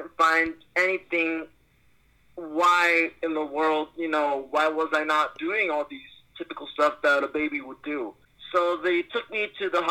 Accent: Seattle, Washington, United States; also born or lived in New York; Originally, I'm from New York. I lived there ever since until I turned 4. I left New York, and I moved to Seattle, and I've been here in Seattle for my whole life

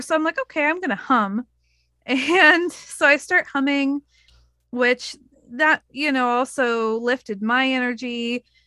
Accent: Oregon, United States; I told her I was from Oregon

